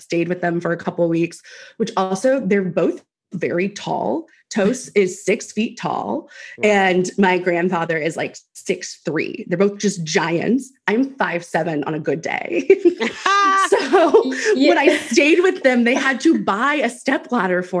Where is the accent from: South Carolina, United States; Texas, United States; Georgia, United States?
Texas, United States; Houston; now in Austin, United States; I'm originally from Houston, but I have not lived in Texas in quite some time. And we moved here to Austin almost a year ago.